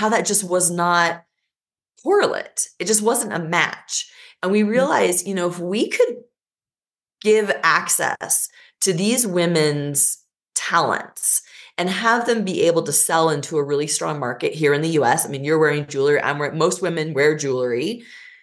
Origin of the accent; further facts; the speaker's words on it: Lincoln, Nebraska, United States; also born or lived in Versailles, France; I was born in Versailles, France, and then moved to Lincoln, Nebraska